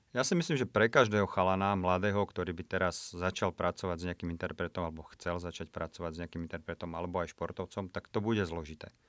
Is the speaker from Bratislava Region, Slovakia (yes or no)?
no; Piešťany, Trnava Region, Slovakia; moved away as an adult; also born or lived in Prague; U nás Piešťano, odkiaľ som